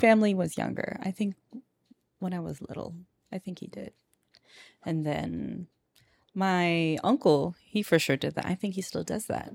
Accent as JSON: {"language": "English", "town": "Moreno Valley", "region": "California", "country": "United States", "tie": "born or raised there", "also_born_or_lived": "Perris, California", "moved": "yes", "said": "my parents, um, just chose Moreno Valley"}